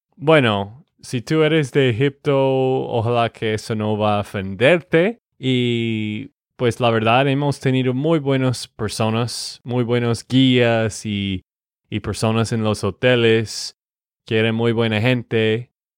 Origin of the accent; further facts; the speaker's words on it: Texas, United States; de Texas, Estados Unidos